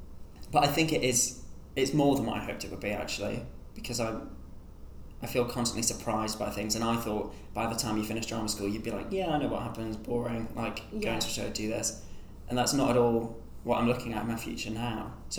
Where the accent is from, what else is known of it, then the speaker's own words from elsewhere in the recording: Sunderland, North East England, United Kingdom; I grew up in Sunderland, which is like way up north. Somehow never really had a very strong Sunderland accent.